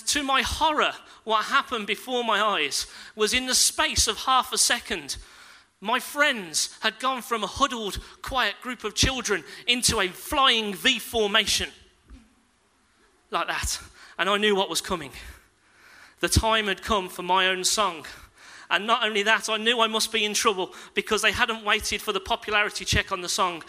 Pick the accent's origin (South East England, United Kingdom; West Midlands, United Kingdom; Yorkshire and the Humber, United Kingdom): West Midlands, United Kingdom; Castle Bromwich; I grew up in Castle Bromwich